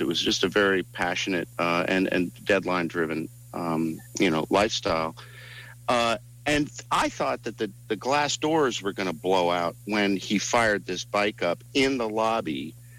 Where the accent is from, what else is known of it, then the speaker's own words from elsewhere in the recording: East Coast, United States; moved away; I'm from the East Coast. I'm all three of us are from the East Coast.